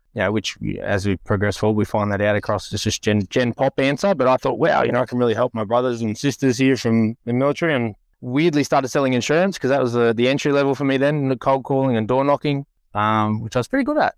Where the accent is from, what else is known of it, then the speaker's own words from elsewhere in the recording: Western Sydney / Central Coast, New South Wales, Australia; I grew up in the West, or in between the West and the Central Coast